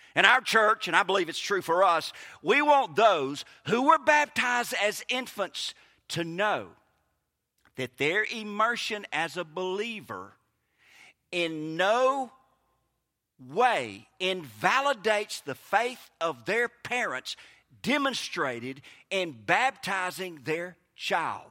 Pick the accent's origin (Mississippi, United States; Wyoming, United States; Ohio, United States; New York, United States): Mississippi, United States; Kosciusko; moved away as an adult; also born or lived in Harrisburg / Clinton, Mississippi / Saint Petersburg, Florida; now in Lincoln County, Mississippi, United States; I was born in Harrisburg, raised in Kosciuszko, graduated from Clinton my last two high school, went to Mississippi College. I've been gone from Mississippi for over twenty years